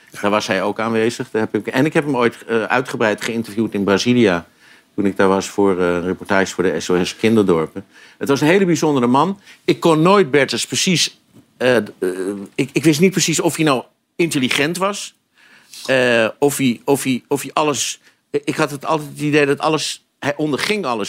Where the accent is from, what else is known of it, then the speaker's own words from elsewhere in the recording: Amsterdam, North Holland, Netherlands; En ik ben wel Amsterdammer, dus ik heb heel veel, eh, gekeken naar Ajax in het verleden